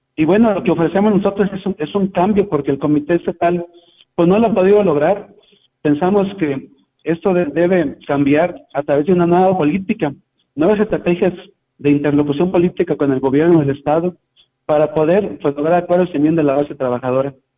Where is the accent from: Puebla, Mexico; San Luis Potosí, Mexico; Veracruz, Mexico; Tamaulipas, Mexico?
San Luis Potosí, Mexico; Tamuín; now in San Luis Potosí, Mexico; Yo vivo aquí en San Luis Potosí, pero soy de allá de Tamuín, de Las Palmas también, de Tamuín, por allá de qué lado de Valles.